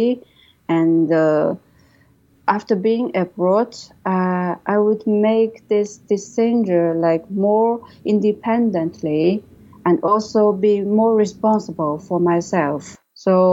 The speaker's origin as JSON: {"language": "English", "country": "China", "second_language": "English", "moved": "as an adult", "lives_now": "London, United Kingdom"}